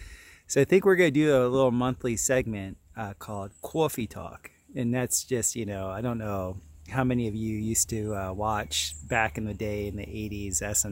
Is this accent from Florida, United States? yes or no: yes; Florida, United States; And growing up in South Florida, even though he's from the Northeast, we had many of the similar cultural upbringing.